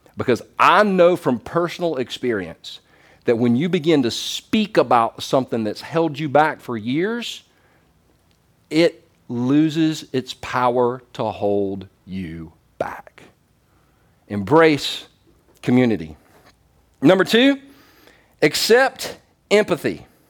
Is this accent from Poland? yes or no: no; the South, United States; I'm from the South.